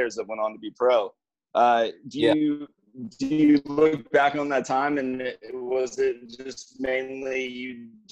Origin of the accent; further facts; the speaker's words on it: Atlanta, Georgia, United States; I'm from Atlanta